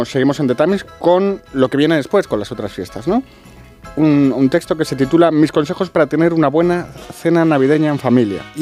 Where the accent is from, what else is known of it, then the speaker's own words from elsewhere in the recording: Spain; Y como los españoles no vamos a ser menos que los británicos, vamos a dar esa cifra por buena.